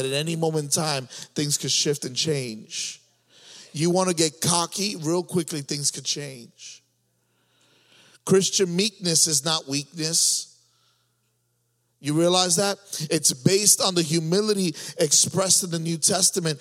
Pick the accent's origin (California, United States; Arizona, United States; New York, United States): New York, United States; moved away; I was from New York